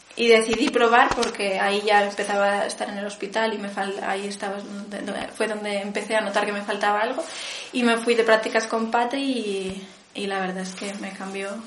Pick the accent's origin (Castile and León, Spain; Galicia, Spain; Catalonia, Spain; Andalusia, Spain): Galicia, Spain; Vigo; now in Santiago de Compostela, Spain; nací en Vigo, pero ahora vivo en Santiago